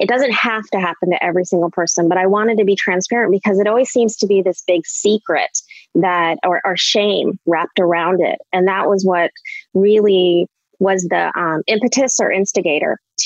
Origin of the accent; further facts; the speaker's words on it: Anchorage, Alaska, United States; moved away as an adult; also born or lived in Ohio / Minnesota / Illinois; now in Chicago, United States; I was born and raised in Anchorage, Alaska.